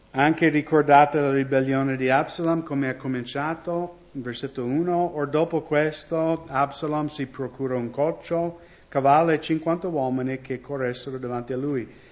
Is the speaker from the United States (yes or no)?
yes; United States; Italian is a second language; now in Italy; Io vengo dagli Stati Uniti